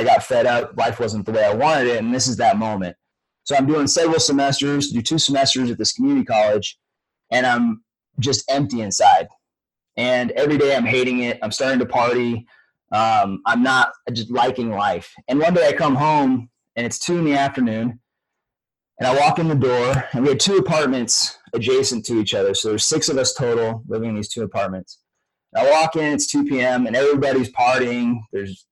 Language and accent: English; Northern California, United States; I grew up in Northern California hunting bears with my dad